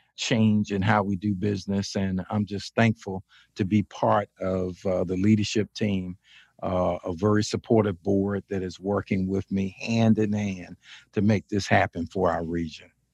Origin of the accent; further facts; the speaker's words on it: Chesapeake, Virginia, United States; also born or lived in Richmond, Virginia; ended up coming back to my hometown in Chesapeake, Virginia, as city manager